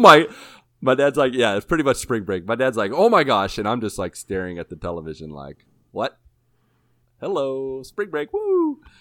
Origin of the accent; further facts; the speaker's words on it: Washington, Pennsylvania, United States; my hometown in Washington, P A.